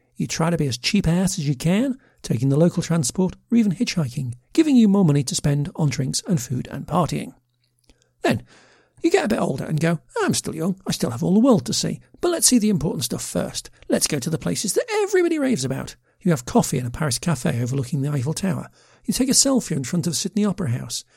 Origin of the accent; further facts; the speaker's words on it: United Kingdom; a middle aged Brit with a passion for offbeat travel